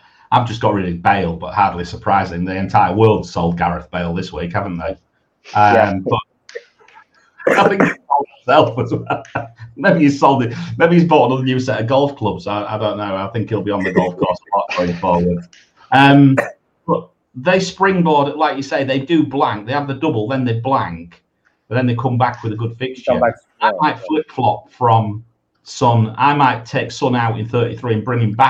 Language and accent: English; England, United Kingdom; I'm English